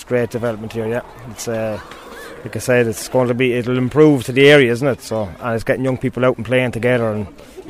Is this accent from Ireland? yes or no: yes; New Ross, Leinster, Ireland; we're from New Ross.